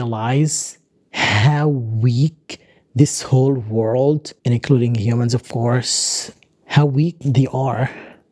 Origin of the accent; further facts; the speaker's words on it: Gaza, Gaza Strip, Palestine; now in Doha, Qatar; I kind of feel blockaded again, but this time I'm not blockaded in Gaza. I'm blockaded here in my dorm room in Doha.